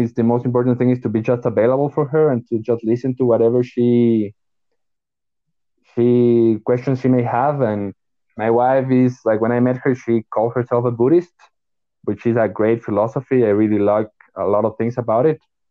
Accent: Ecuador; I'm from Ecuador.

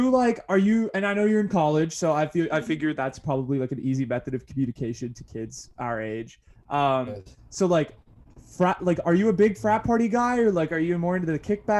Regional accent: Cupertino, California, United States; I grew up in Cupertino

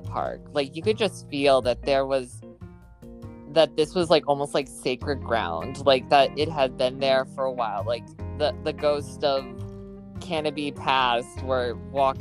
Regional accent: New Hampshire, United States; I'm from New Hampshire, so this was the park I grew up

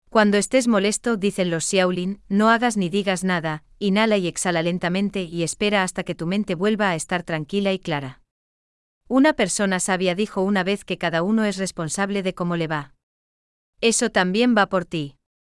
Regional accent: Germany; now in Gran Canaria, Spain; sigo siendo alemán

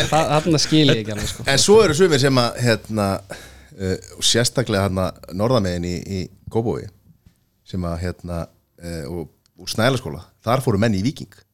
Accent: Kópavogur, Capital Region, Iceland; ég er uppalinn í Kópúi

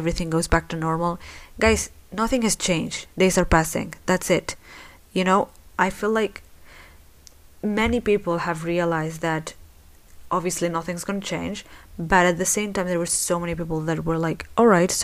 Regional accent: Spain; I live in Spain. I was born in Spain, so I consider myself Spanish, but my parents are Moroccan

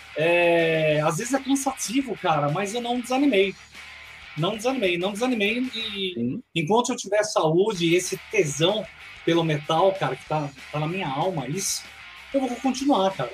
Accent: Bragança Paulista, São Paulo, Brazil; moved away as an adult; now in Greater Belo Horizonte, Brazil; na minha cidade natal, que é Bragança Paulista, interior de São Paulo.

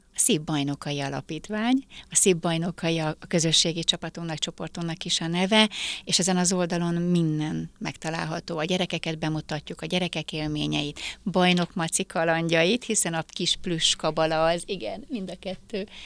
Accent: Hungary; Egyedüli magyarként

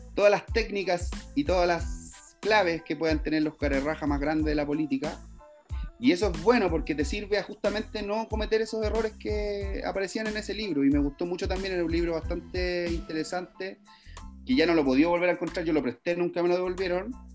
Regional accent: Valparaíso, Chile; moved away; also born or lived in Lampa; yo soy nacido en Valparaíso, en el Cerro Playancha

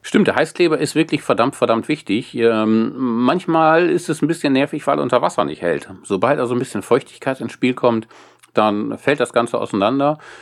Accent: Wesermarsch, Lower Saxony, Germany; ich komme aus der Wesermarsch äh, zwischen Nordenham und Farel

